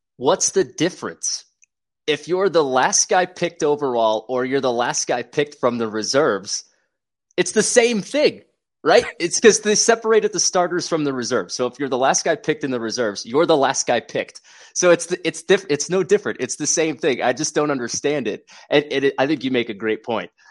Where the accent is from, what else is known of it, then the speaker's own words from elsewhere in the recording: New Jersey, United States; moved away as an adult; now in Springfield, United States; I'm from New Jersey